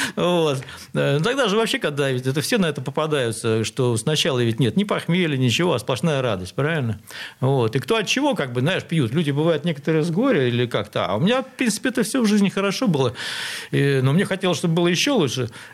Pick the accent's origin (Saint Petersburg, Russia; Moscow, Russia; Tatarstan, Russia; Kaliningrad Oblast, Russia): Saint Petersburg, Russia; Я родился на Малой Охте, где сейчас метро Новочеркасская